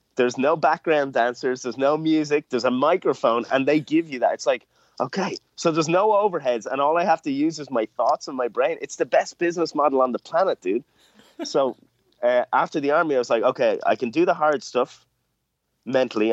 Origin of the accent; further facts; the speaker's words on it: Ireland; growing up in Ireland